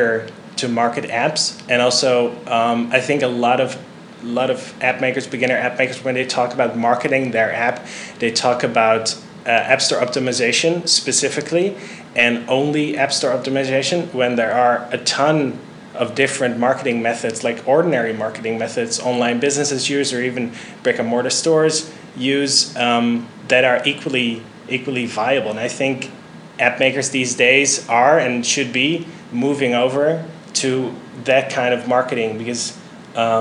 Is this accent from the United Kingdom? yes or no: no; Netherlands; moved away; I'm originally from the Netherlands